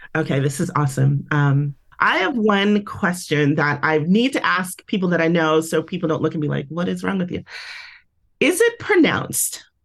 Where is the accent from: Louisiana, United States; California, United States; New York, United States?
California, United States; San Francisco; moved away as an adult; now in Las Vegas, United States; I am originally from the Bay Area, San Francisco